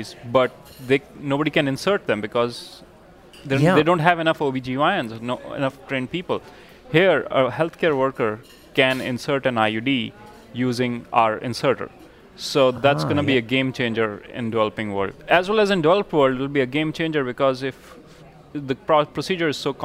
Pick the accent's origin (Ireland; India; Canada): India; moved away; I'm from India